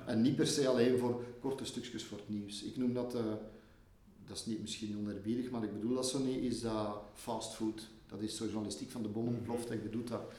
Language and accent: Dutch; Leuven, Flanders, Belgium; geboren in Leuven, in, in materniteit hier. Maar ik heb altijd gewoond in mijn jeugd boven de Boelenberg, boven de Keizersberg